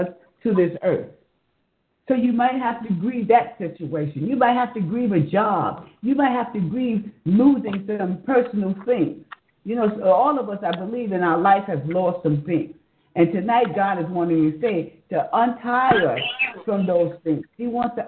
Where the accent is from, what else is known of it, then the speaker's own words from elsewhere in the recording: New York City, New York, United States; now in Georgia, United States; I'm a New Yorker, born and bred in New York City. And I always say, I'm a Harlem girl